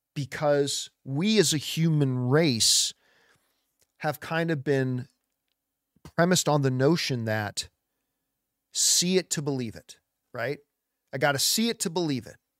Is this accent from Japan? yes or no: no; Canada; I am Italian Canadian. I was born in Canada